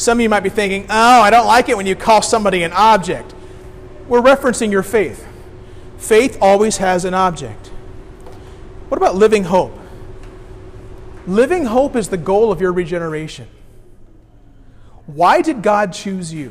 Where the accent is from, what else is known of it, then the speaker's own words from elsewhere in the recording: Decatur, Illinois, United States; I grew up downstate. I grew up in Decatur.